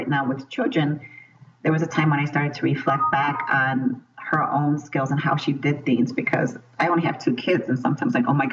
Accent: Chicago, Illinois, United States; I was born and raised in Chicago

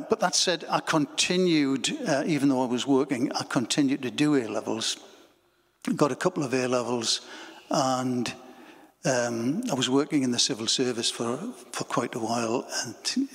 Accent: Bedlington, North East England, United Kingdom; also born or lived in Wallsend; I was born in Bedlington, mining village.

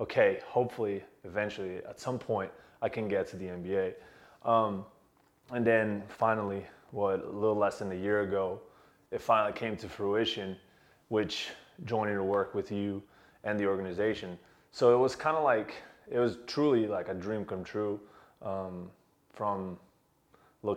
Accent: Brazil; moved away as an adult; I was born and raised in Brazil, and I had the dream to one day work in the league. And when I left Brazil to pursue a degree internationally

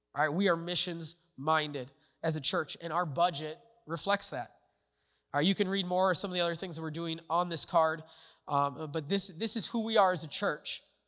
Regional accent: United States; America is my home. Uh, it's where I was born.

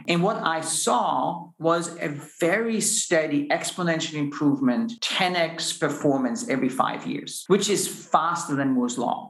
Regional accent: Austria; moved away as an adult; also born or lived in United States; now in Luxembourg; I'm originally from Austria, a physicist

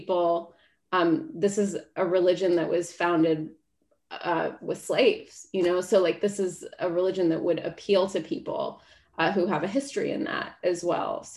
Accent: United States; as an American

